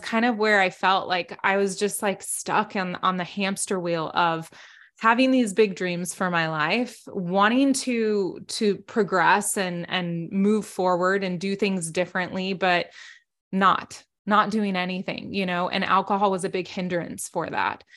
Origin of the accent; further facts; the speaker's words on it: South Texas, United States; I grew up in South Texas